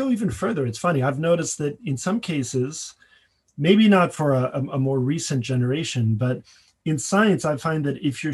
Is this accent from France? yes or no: yes; Paris, Île-de-France, France; moved away as an adult; When I came here from Paris, where I grew up, to go to undergraduate